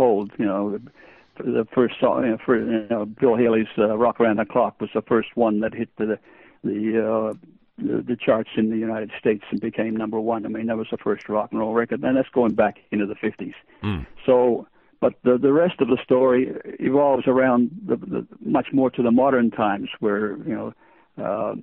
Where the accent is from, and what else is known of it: Australia; born or raised there; English is a second language; also born or lived in Estonia